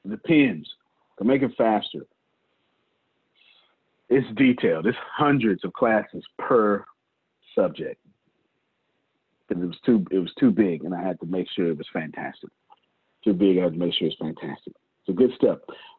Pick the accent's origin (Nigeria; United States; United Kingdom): Nigeria; I'm from Nigeria. I would love to be a part of this, but I don't know if I'm eligible for the opportunity. Yes, you are. I am Nigerian.